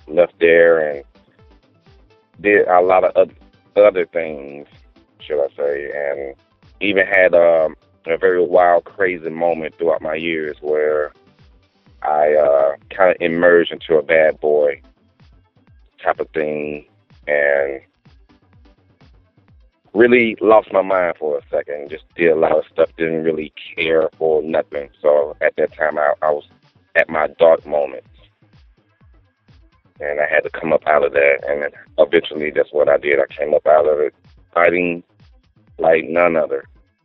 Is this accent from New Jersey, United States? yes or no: yes; New Jersey, United States; now in Atlanta, United States; I'm originally from New Jersey and been in Atlanta, Georgia for over 15 years, off and on.